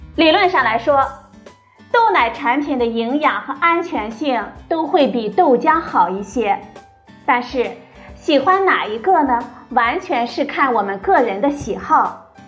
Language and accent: Chinese; China; 我们中国人